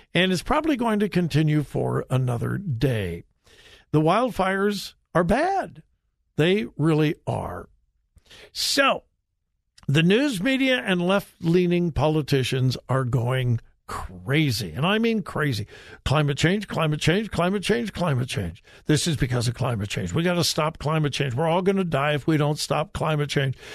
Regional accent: California, United States; moved away; my home state of California

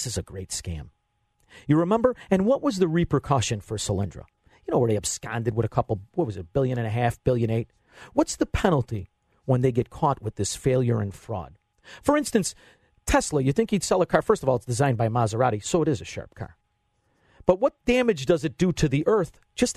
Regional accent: Chicago, Illinois, United States; being from Chicagoland.

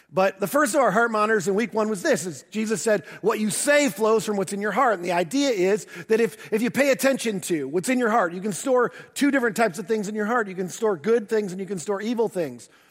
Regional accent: the North, United States; moved away; also born or lived in the South (US); I'm a transplant to the South. Um, I grew up in the North

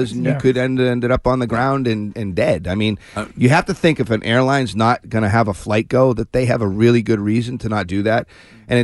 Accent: Shrewsbury, Massachusetts, United States; Fantastic school system over in Shrewsbury. My hometown

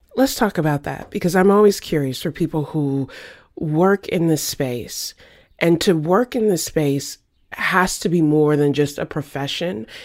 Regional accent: the South, United States; I grew up in the South.

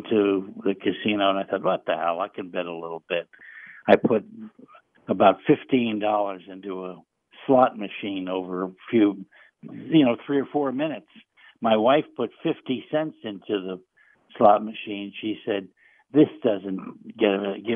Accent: Union City, United States; I grew up in Union City

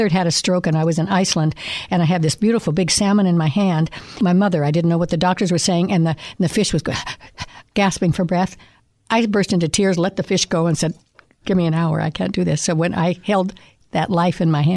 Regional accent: Reno, Nevada, United States; I grew up in Reno.

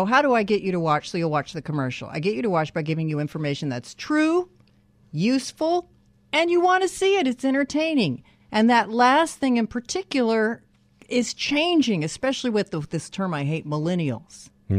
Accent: Canyon Country, California, United States; Canyon Country.

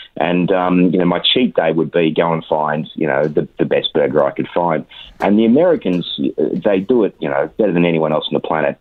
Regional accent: Australia; as most Australian actors

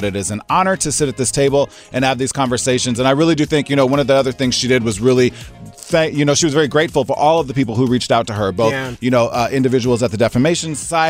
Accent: Nebraska, United States; moved away; I'm originally from Nebraska

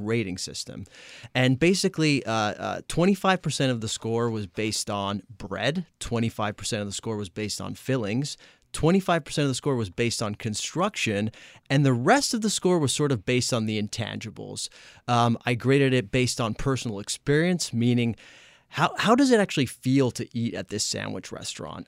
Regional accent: Italy; now in Los Angeles, United States; I am from Italy

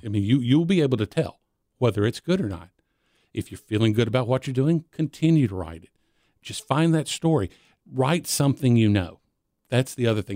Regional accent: Nashville, Tennessee, United States; I was born in 1966 in Nashville over here in the old Baptist Hospital. Uh, but where I grew up was on the outskirts of town, uh, right, right on the Williamson County line

